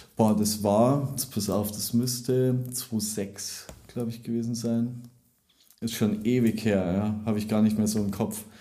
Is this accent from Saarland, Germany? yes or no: no; Landshut, Bavaria, Germany; moved away as an adult; now in Munich, Germany; ich komme ja aus der Nähe von München, komme eigentlich aus Landshut